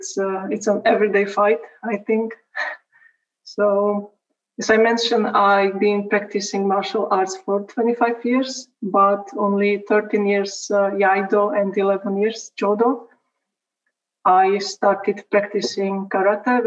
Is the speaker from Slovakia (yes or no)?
yes; Slovakia; now in Kosice, Slovakia; I just started my study at university in the city I live now, which is 70 kilometers